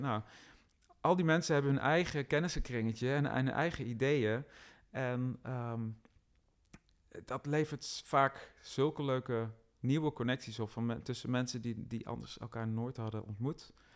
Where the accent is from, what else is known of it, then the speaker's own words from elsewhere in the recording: Roosendaal, North Brabant, Netherlands; Ik ben al wel geboren en getogen in Roosendaal, nota bene, het rijkste dorp van Nederland zo'n beetje.